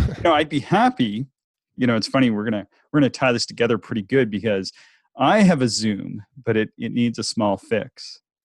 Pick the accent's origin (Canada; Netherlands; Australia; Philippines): Canada; the Maritimes; I'm from the Maritimes and it's cloudy there much of the time